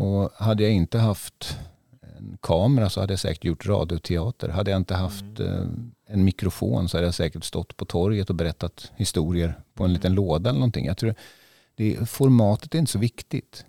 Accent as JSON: {"language": "Swedish", "town": "Västervik", "region": "Kalmar County", "country": "Sweden", "tie": "born or raised there", "moved": "yes", "lives_now": "Stockholm, Sweden", "said": "jag är ju född i Västervik och har barndomskompisar här"}